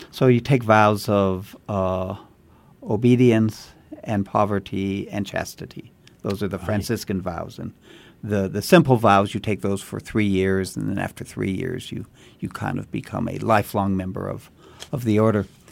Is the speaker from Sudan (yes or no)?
no; Santa Fe, New Mexico, United States; I was born and raised in Santa Fe